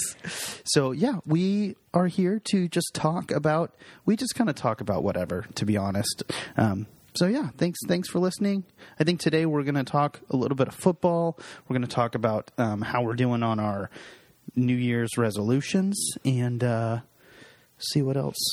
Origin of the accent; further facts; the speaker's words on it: Seattle, Washington, United States; we're from Seattle